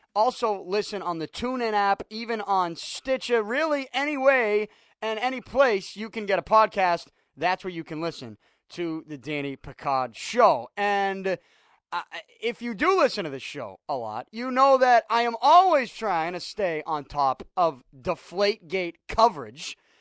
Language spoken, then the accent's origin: English; Boston, Massachusetts, United States; when I was a kid growing up in Southie